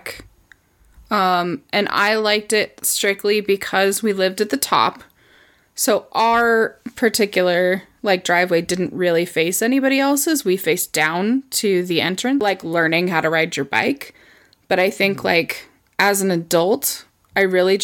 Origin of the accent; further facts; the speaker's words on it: United States; I am such an American.